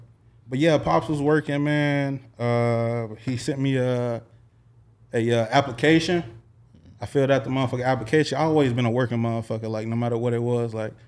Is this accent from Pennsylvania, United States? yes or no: no; Little Rock, Arkansas, United States; Yeah, man … man. I hail from Little Rock, Arkansas, man. 501 to the death of me, you know. City boy, country boy, you know, good living, you know.